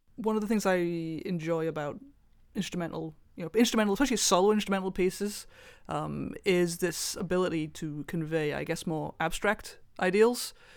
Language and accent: English; Welsh, Wales, United Kingdom; I am Welsh.